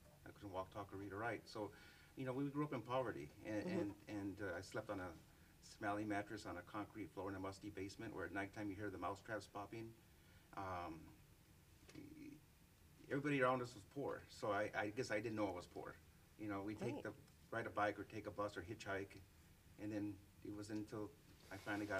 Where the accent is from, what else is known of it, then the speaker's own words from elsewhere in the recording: Los Angeles, California, United States; moved away as an adult; now in Aurora, United States; I grew up in East Los Angeles, and I've been living here since 1990.